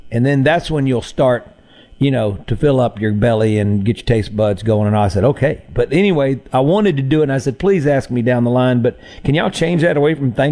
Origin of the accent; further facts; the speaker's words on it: Mississippi, United States; we're from Mississippi. And uh, I threw out there, I, am the music and culture ambassador of Mississippi